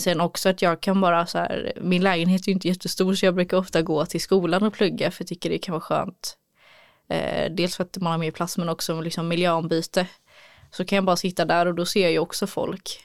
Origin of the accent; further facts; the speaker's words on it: Gothenburg, Västra Götaland, Sweden; moved away as an adult; also born or lived in Örebro; här i Göteborg då har jag redan en trygghet i att eh, det är min hemstad, jag har min familj här